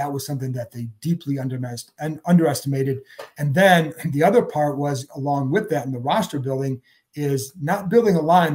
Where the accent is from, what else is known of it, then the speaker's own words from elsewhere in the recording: Cleveland, Ohio, United States; moved away; I grew up in Cleveland